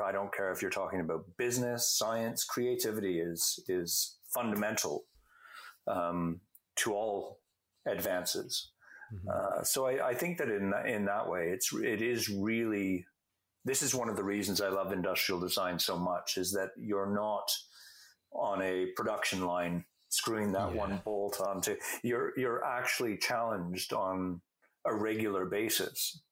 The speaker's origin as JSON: {"language": "English", "country": "Canada", "said": "I'm a Canadian"}